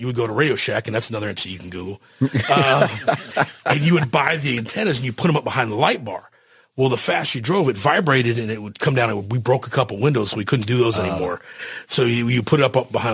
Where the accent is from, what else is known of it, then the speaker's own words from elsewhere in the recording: Miami, Florida, United States; moved away as an adult; also born or lived in Dodge City, Kansas; now in Grand Prairie, United States; originally I was born and raised in Miami, Florida